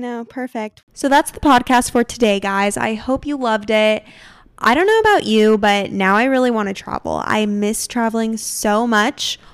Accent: Arizona, United States; now in San Diego, United States; I grew up in Arizona

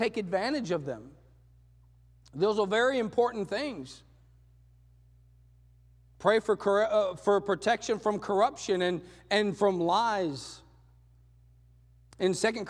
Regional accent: Texas, United States; moved away as an adult; also born or lived in Panama; I'm from Texas.

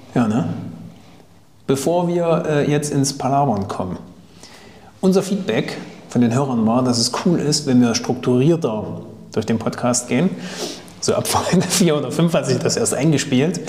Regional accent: Thuringia, Germany; kommt eigentlich aus Thüringen, wie ich übrigens

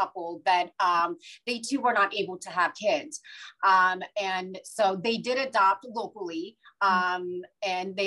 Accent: Ohio, United States; born or raised there; also born or lived in India / Boston, United States

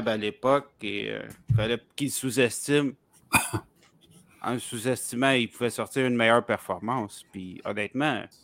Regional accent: Quebec, Canada; comme on dit chez nous au Québec.

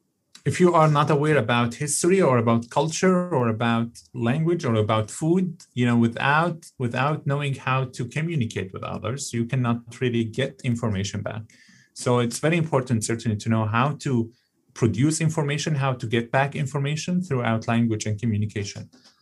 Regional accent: Canada; born there; And, you know, exactly as a Canadian born citizen, we in this country, we have our own challenges ahead of us.

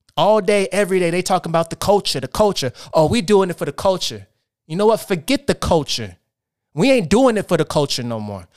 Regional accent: Portland, Oregon, United States; moved away as an adult; now in Los Angeles, United States; I'm from Portland, Oregon. I moved out to Los Angeles, California seven years ago to pursue acting.

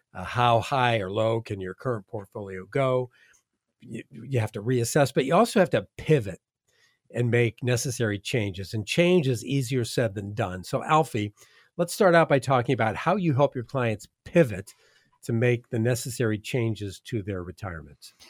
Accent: Midwest, United States; now in Southwest Florida, United States; I'm from the Midwest.

